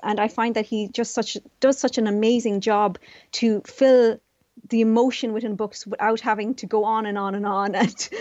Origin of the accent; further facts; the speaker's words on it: Tralee, Munster, Ireland; also born or lived in Vietnam; I was quite different as a person of color growing up in Tralee.